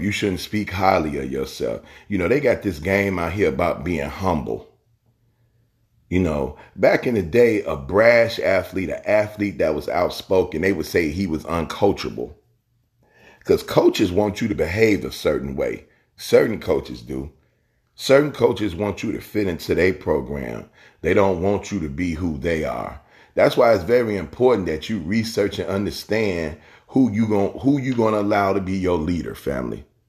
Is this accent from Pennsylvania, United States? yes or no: no; Chicago, Illinois, United States; I grew up in Chicago.